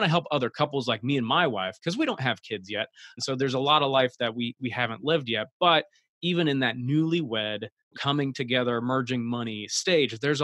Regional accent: Iowa, United States; moved away as an adult; now in Florida, United States; I come from the great state of Iowa, and I live in Florida now

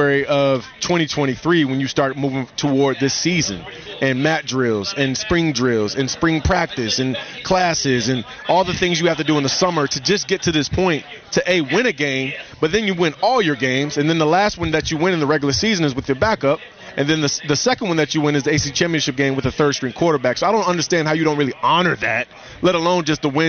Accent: Virginia Beach, Virginia, United States; I grew up in Virginia Beach right near the Naval Base

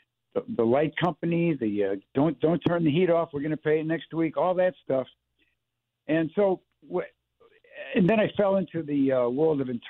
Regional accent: Chicago, Illinois, United States; I grew up in Chicago in the 50s and 60s

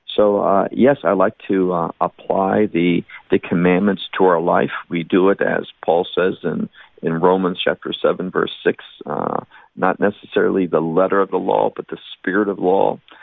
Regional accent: Chicago, Illinois, United States; I was born in the Chicago area and grew up on the uh, near north side of Chicago

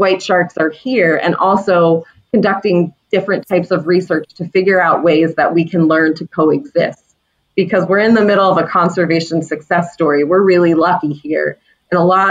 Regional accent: Florida, United States; now in Cape Cod, United States; So I grew up in Florida, which happens to be the shark bite capital of the world

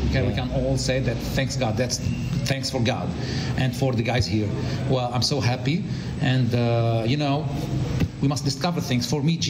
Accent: South Governorate, Lebanon; English is a second language; I'm from South Lebanon, from Mamre, near Saidahir

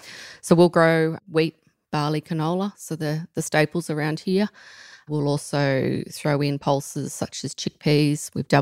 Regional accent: Tichborne, New South Wales, Australia; I grew up at Tichburn in Central West New South Wales, obviously, south of Parkes

